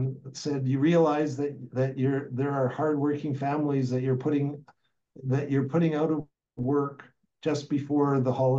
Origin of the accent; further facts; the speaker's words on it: Alberta, Canada; moved away; I grew up in Alberta